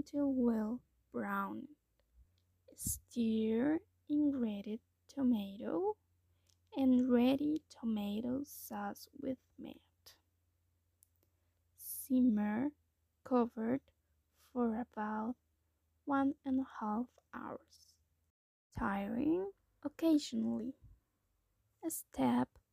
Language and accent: English; Costa Rica; I'm from Costa Rica.